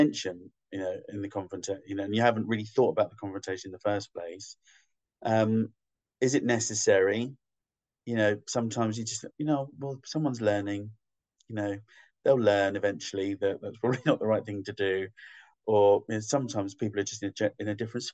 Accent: London, United Kingdom; also born or lived in Scotland; half Scottish, so I'm like, and Londoner, Scottish

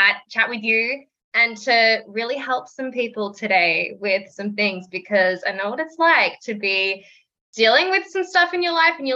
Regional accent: Melbourne, Victoria, Australia; I'm 25, from Melbourne, Australia

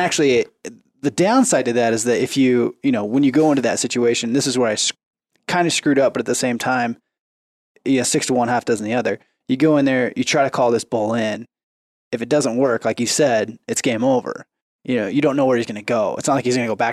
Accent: Oregon, United States; growing up in Oregon

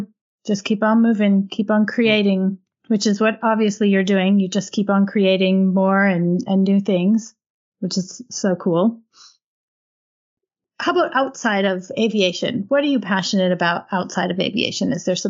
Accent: Minnesota, United States; I'm from the Midwest. I'm from Minnesota.

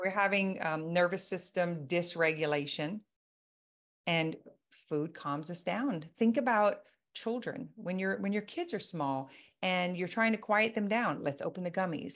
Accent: Louisiana, United States; I am from Louisiana

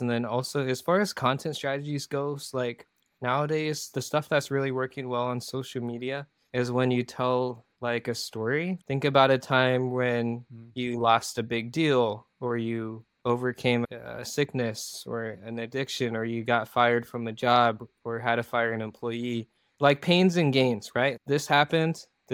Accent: Iowa, United States; also born or lived in South Korea; my hometown, Iowa

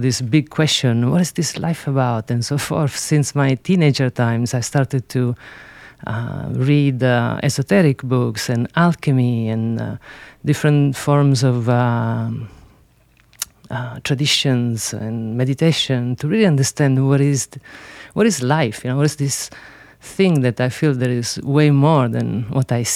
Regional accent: Sicily, Italy; English is a second language; I grew up in Sicily

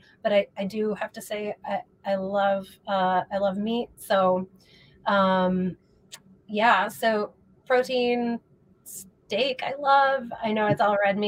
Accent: Midwest, United States; moved away as an adult; now in Los Angeles, United States; I'm from the Midwest, and moved to LA about 4.5 years ago

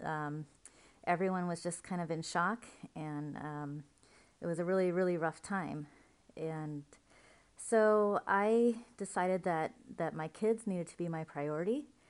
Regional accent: Central Oregon Desert, United States; I was raised on the Central Oregon Desert

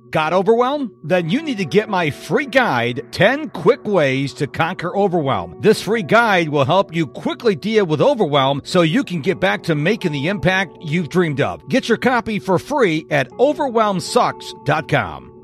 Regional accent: Rochester, New York, United States; moved away; I'm originally from Rochester, New York

